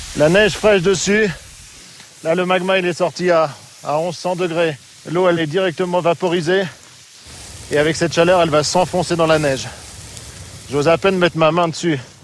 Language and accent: French; Normandy, France; chez moi en Normandie